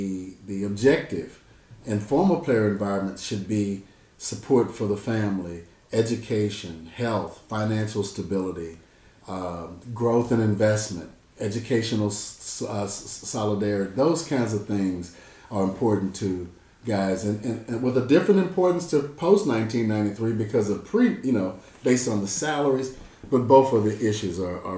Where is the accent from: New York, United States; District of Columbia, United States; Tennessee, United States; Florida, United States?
Tennessee, United States; Memphis; I'm from Memphis.